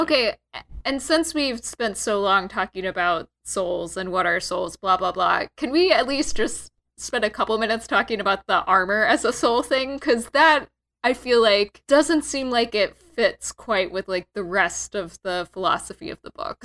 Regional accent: Texas, United States; I'm from Texas

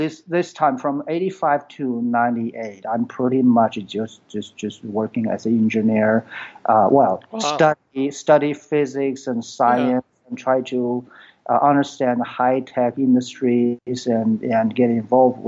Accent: China; English is a second language; moved away as an adult; now in United States; I was born in China. Then I came to U.S. in 1985 and for education. So that time I had my bachelor degree in physics.

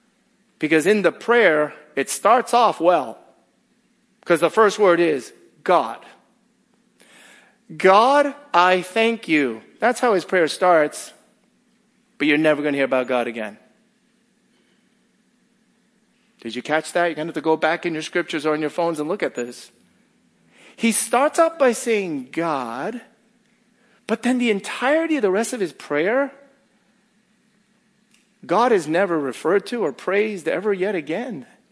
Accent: Northeast, United States; well, I'm from the Northeast. The Northeast is better than here.

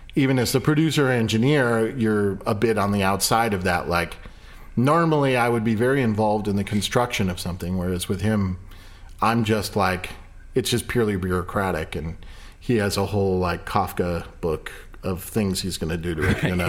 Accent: Ireland; I'm Irish

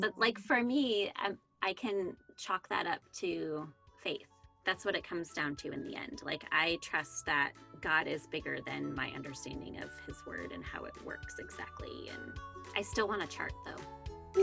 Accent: Canada; moved away; I'm an American who was born in Canada and grew up there.

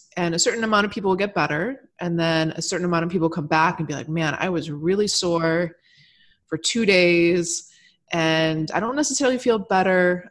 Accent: Michigan, United States; I grew up in Michigan

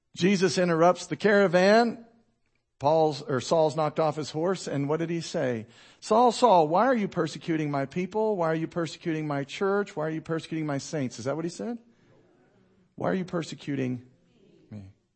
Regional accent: United States; I'm an American

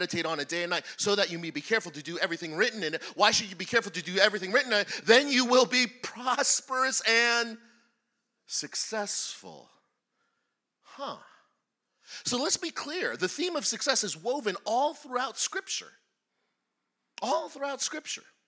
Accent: New Jersey, United States; I was born and raised in New Jersey, right across the river

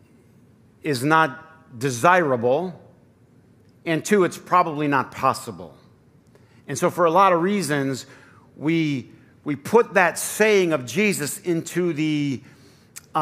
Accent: Flint, Michigan, United States; how I grew up, you know, in Flint

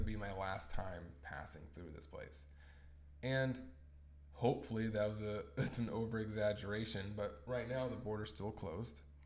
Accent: Tacoma, Washington, United States; moved away as an adult; also born or lived in Orange County, California; now in British Columbia, Canada; my hometown.

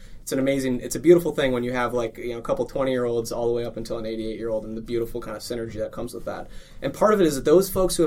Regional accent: Lodi, Wisconsin, United States; my hometown of Lodi

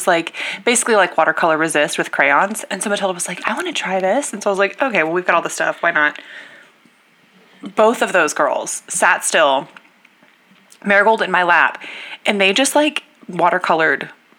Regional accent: Texas, United States; I am personally from Texas.

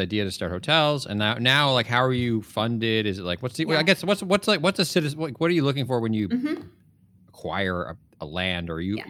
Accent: Morris County, New Jersey, United States; now in Bay Area, United States; So I live just north of Palo Alto is kind of the landmark. But I grew up in New Jersey

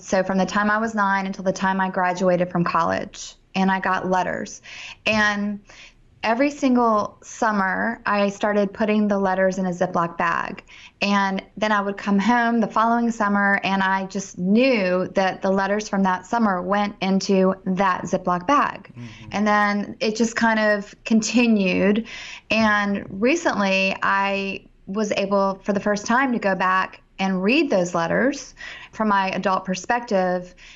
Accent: Richmond, Virginia, United States; I'm from Richmond

